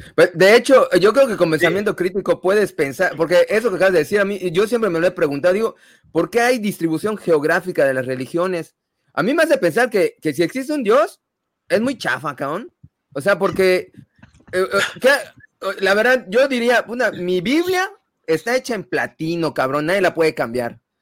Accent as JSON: {"language": "Spanish", "country": "Mexico", "tie": "born or raised there", "said": "nací en México soy católico"}